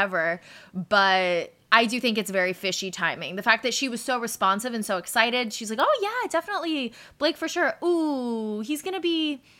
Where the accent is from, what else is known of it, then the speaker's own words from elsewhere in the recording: New Jersey, United States; I'm from New Jersey